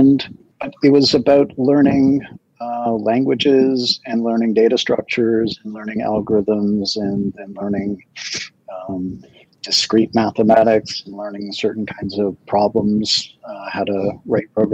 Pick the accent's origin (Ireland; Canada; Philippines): Canada; Toronto, Ontario; moved away; I grew up in Toronto, sort of the northern part of Toronto